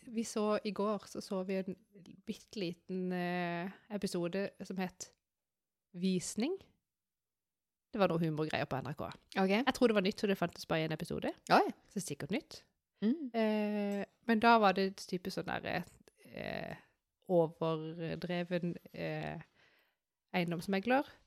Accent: Sørlandet, Norway; Husker vi er fra Sørlandet

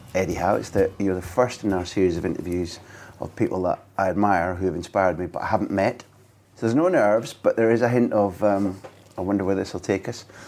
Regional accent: United Kingdom; I grew up thinking that in the British culture

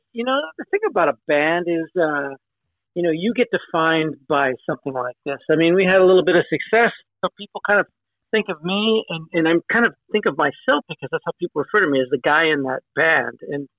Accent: Los Angeles, California, United States; also born or lived in Hollywood; now in San Francisco, United States; I grew up actually in Southern California, in L.A., but moved up here when I was 18, so that was 40-something years ago.

